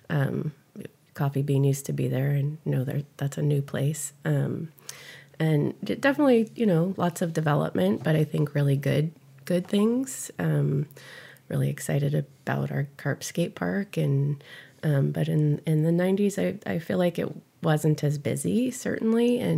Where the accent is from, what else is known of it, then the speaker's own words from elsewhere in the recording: San Fernando Valley, California, United States; now in Carpinteria, United States; I grew up in the San Fernando Valley